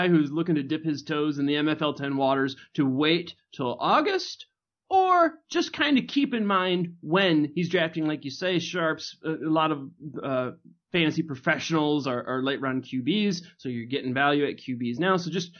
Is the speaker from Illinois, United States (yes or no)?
no; Michigan, United States; I'm from Michigan.